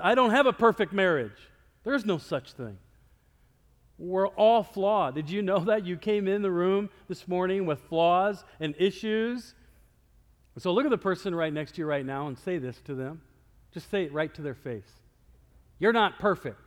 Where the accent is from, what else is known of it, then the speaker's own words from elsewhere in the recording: Iowa, United States; moved away; I'm from Iowa